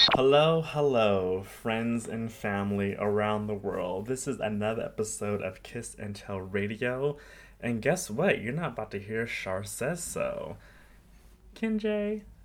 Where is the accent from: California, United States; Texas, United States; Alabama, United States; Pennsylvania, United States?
California, United States; Riverside; Riverside, California, where I was born and raised. Well, not born